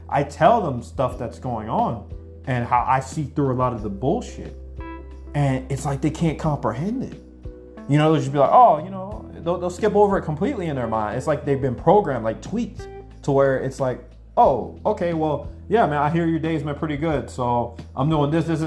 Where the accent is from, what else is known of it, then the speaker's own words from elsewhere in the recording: Anchorage, Alaska, United States; moved away as an adult; now in Mexico; I grew up in Anchorage, Alaska. So I grew up back home